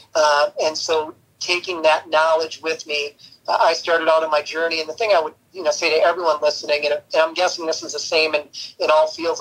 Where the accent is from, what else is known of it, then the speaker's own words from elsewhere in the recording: Minnesota, United States; moved away; growing up in Minnesota, I was a, a passionate Gopher fan.